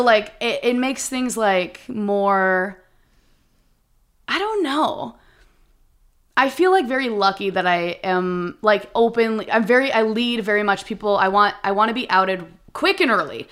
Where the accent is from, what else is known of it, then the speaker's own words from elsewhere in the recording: Minnesota, United States; moved away as an adult; I'm from Minnesota, we're from the Midwest